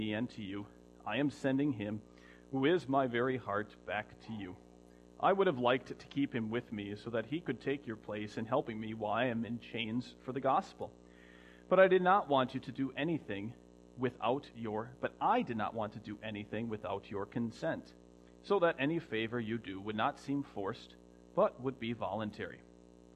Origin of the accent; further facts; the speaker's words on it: United States; I'm still American